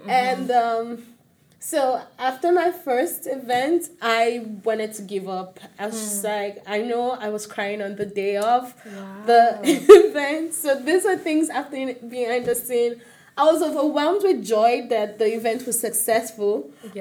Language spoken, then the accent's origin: English; Lagos, Nigeria; born or raised there; also born or lived in Osun State